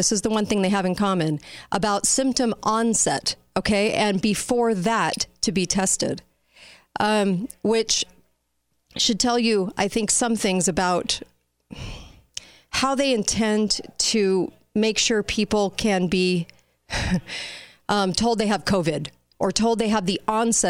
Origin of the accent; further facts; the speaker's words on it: California, United States; now in Utah, United States; I'm from California, but I live here.